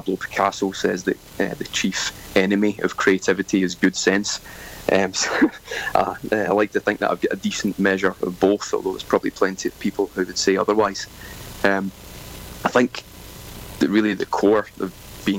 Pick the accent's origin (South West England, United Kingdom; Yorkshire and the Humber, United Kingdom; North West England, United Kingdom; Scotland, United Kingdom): Scotland, United Kingdom; moved away as an adult; now in Sunshine Coast, Australia; I grew up in Scotland and moved to Australia around 13 years ago